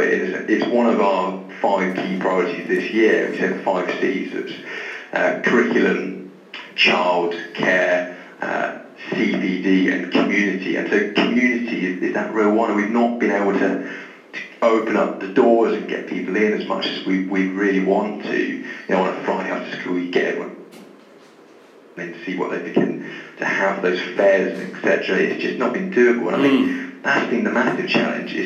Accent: Taunton, South West England, United Kingdom; moved away as an adult; also born or lived in Plymouth; now in Bristol, United Kingdom; I'm from Taunton, so Somerset, really.

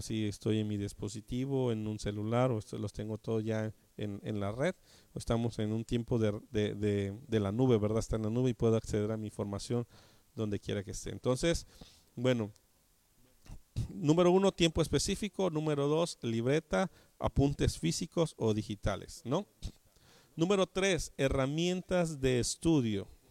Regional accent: Mexico; nosotros como eh, mexicanos

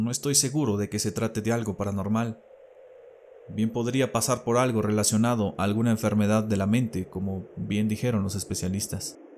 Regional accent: Mexico City, Mexico; Radico en una de las ciudades más pobladas y grandes del mundo. A mucho orgullo soy chilango.

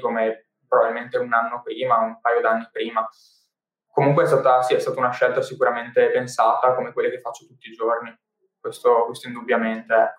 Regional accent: Padua, Veneto, Italy; sono nato a Padova e dopo diversi spostamenti che ho vissuto, diciamo, 3-4 mm, anni fa, eh, sono ritornato a Padova

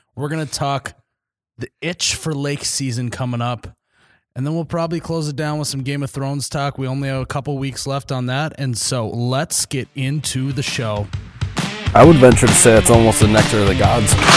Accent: Midwest, United States; we're all just from the Midwest.

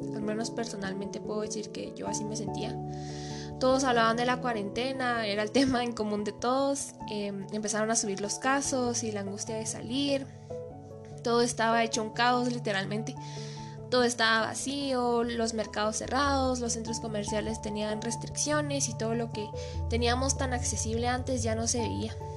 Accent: Quetzaltenango, Guatemala; soy de Shela y vivo actualmente aquí

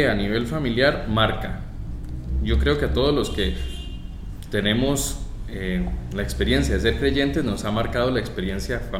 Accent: Atenas, Alajuela, Costa Rica; also born or lived in La Uruca, San José; mi infancia se desarrolló en Atenas. Sí, en en Boquerón de Atenas.

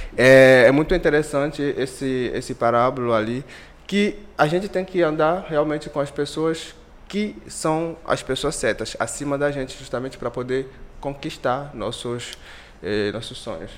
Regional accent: Benin; Portuguese is a second language; moved away as an adult; now in Brazil; sou do Benin, é um país da África Ocidental. Eu vim aqui em 2014 para poder fazer um intercâmbio. E, eu cheguei, não sabia falar nenhuma palavra em, em português.

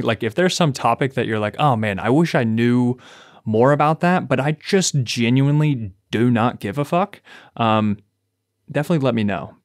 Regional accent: Kentucky, United States; I'm from Kentucky

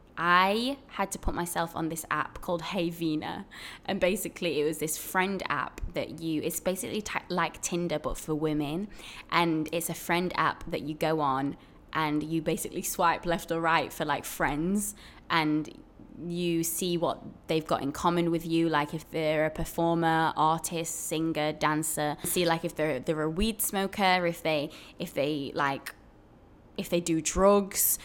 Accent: Sheffield, Yorkshire and the Humber, United Kingdom; moved away as an adult; now in Brooklyn, United States; I am originally from Sheffield in England, and I'm now living in Brooklyn, New York.

